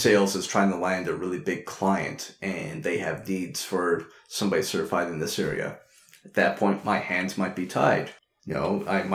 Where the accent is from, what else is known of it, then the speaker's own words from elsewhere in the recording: Quebec, Canada; I'm originally from Quebec, that has its own system outside of Canada